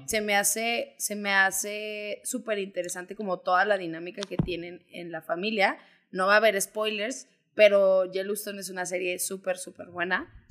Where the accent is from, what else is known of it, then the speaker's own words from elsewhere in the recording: Zacatecas, Mexico; now in Guadalajara, Mexico; soy de Zacatecas, tengo ya casi 10 años viviendo en Guadalajara